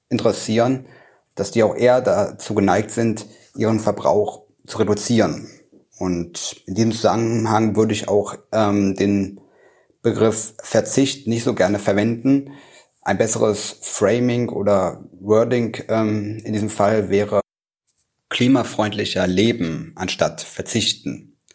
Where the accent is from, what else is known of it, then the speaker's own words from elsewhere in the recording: Magdeburg, Saxony-Anhalt, Germany; In meiner Heimatstadt Magdeburg